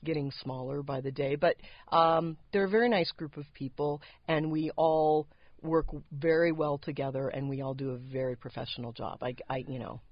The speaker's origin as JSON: {"language": "English", "town": "San Diego", "region": "California", "country": "United States", "tie": "born or raised there", "also_born_or_lived": "Los Angeles", "said": "I grew up in the San Diego area"}